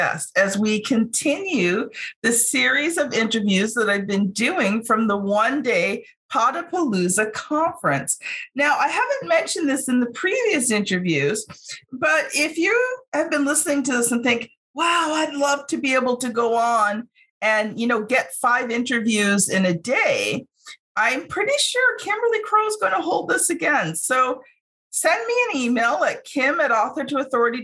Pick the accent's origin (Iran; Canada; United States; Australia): Canada; also born or lived in Ontario; I'm Canadian